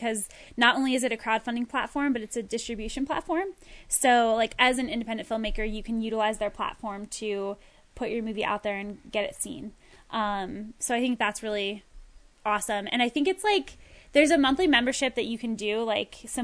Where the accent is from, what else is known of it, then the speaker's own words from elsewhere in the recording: Ohio, United States; I was born and raised in Ohio